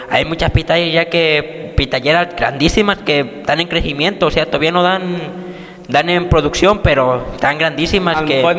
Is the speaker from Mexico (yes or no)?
yes; Techaluta de Montenegro, Jalisco, Mexico; nosotros somos de Techaluta de Montenegro, Jalisco.